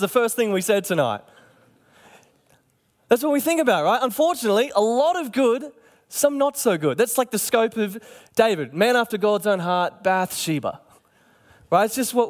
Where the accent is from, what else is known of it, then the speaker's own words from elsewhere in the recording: Cairns, Queensland, Australia; You know, when I was growing up in Cairns, and I'm sure it was the same here